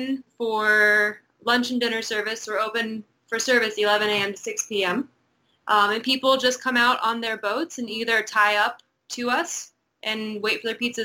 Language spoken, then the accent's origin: English; Indiana, United States; now in US Virgin Islands; I'm originally from Indiana